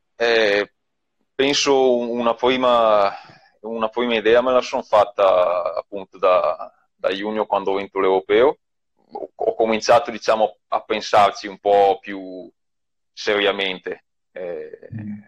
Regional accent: province of Mantua, Lombardy, Italy; io ho visto una corsa qua nel mio paese quando avevo sei anni

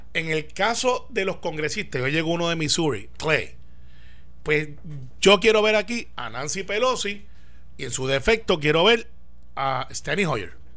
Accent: Puerto Rico; así somos los puertorriqueños

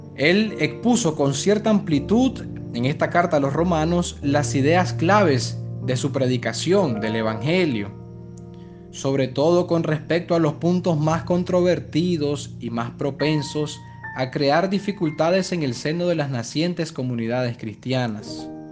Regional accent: Nicaragua; podemos dar como nicaragüenses

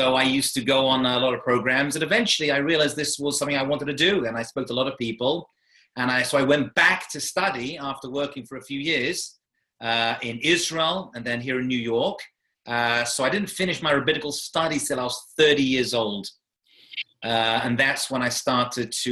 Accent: London, United Kingdom; also born or lived in Manchester; I grew up in London, England, as you can tell from the accent.

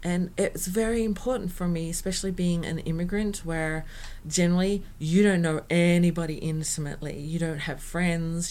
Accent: Australia; first language English; moved away as an adult; now in Norway; Australians don't tend to do that. I don't find an Australian community

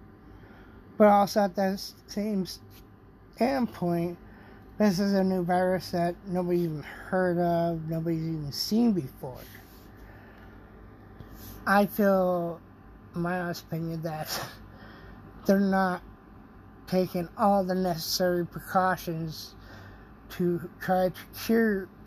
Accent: United States; as an American

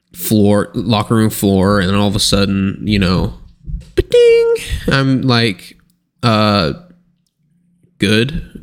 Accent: United States; I'm American.

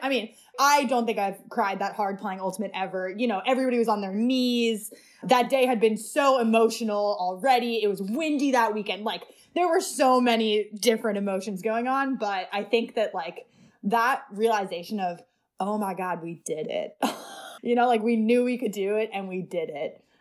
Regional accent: Seattle, Washington, United States; also born or lived in New York City; I moved to Seattle in twenty ten

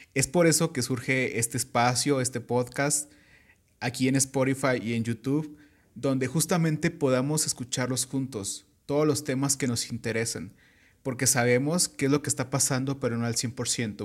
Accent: Michoacán, Mexico; sí soy michoacano

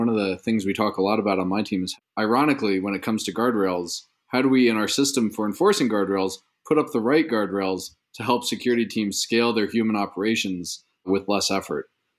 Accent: East Coast, United States; now in California, United States; I grew up on the East Coast.

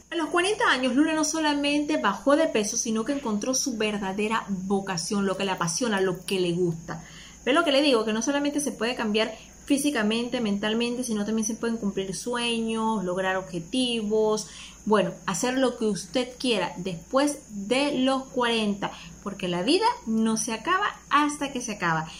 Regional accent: Panama

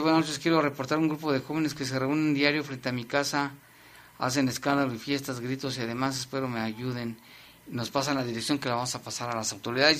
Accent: León, Guanajuato, Mexico; así somos los leoneses

